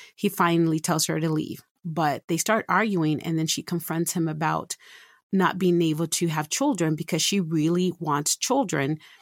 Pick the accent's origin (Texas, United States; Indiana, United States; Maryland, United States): Texas, United States; San Antonio; now in Utah, United States; I'm originally from San Antonio, Texas, and I've been in Utah since nineteen ninety-seven